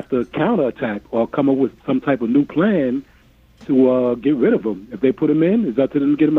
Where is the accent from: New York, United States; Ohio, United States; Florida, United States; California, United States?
New York, United States; Long Island; I'm from Long Island.